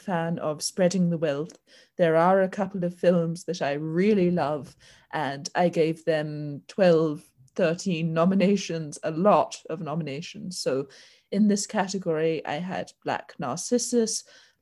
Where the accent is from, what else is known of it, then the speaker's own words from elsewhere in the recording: New Zealand; New Zealand, my home country